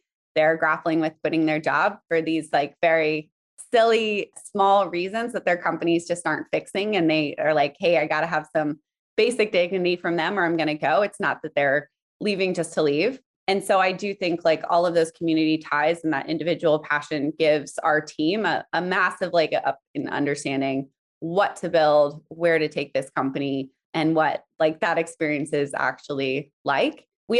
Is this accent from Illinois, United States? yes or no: no; Alaska, United States; also born or lived in South Africa; I'm from kind of all over. I was born in South Africa, but mostly grew up in Alaska, but lived in many countries and states.